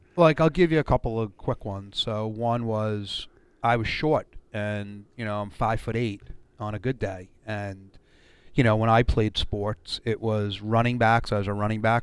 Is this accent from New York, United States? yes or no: yes; Brooklyn, New York, United States; born and raised in Brooklyn, New